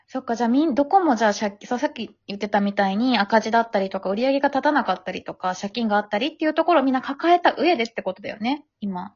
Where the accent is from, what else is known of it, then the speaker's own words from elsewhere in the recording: Osaka, Japan; 私大阪出身だから